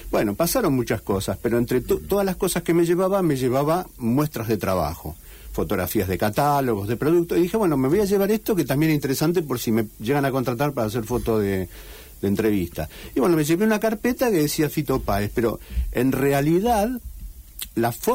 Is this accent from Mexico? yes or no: no; Madrid, Community of Madrid, Spain; now in Rosario, Argentina; bueno, ahora soy un madrileño que vive